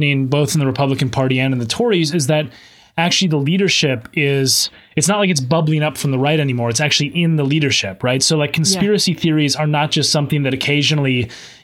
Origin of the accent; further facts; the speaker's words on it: Minnesota, United States; moved away as an adult; now in London, United Kingdom; my home state of Minnesota